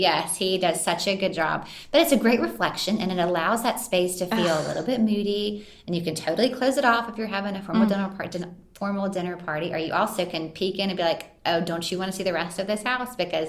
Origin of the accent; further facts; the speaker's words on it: Santa Monica, California, United States; born there; I was born in Santa Monica. My mom lived in California.